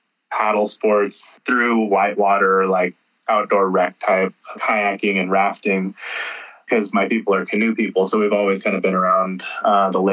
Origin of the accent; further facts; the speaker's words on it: Klamath Falls, Oregon, United States; my family's been here in the Klamath Basin. I'm native, so I'm Klamath and Modoc tribes